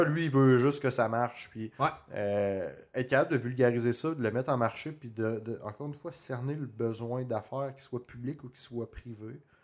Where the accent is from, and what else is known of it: Quebec, Canada